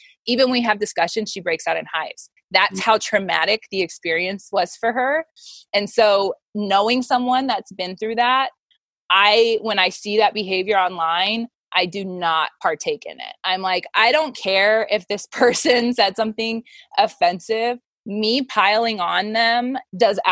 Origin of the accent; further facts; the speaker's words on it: Wyoming, United States; moved away; I'm from Wyoming